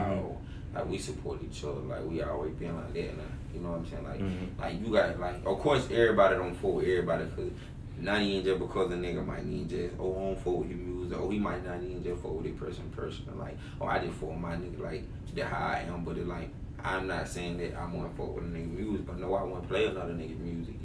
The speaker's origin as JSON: {"language": "English", "town": "Macon", "region": "Georgia", "country": "United States", "said": "I'm from Macon, Georgia. You know, the west side to be exact. Bellevue to be exact."}